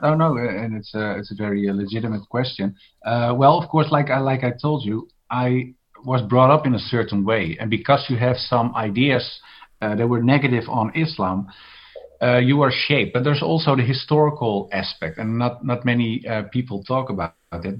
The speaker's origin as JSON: {"language": "English", "town": "Amsterdam", "region": "North Holland", "country": "Netherlands", "tie": "born or raised there", "said": "I was born in Amsterdam, and Amsterdam is very liberal."}